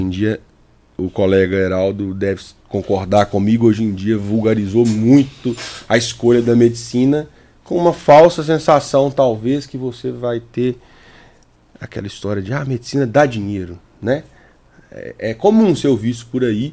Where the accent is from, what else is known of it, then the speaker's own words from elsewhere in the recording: Capelinha, Minas Gerais, Brazil; da cidade onde eu cresci, que é Capelinha, Minas Gerais